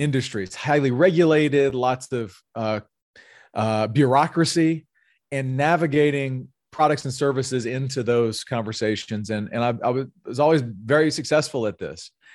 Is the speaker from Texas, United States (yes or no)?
no; North Louisiana, United States; moved away as an adult; also born or lived in California; I'm originally from North Louisiana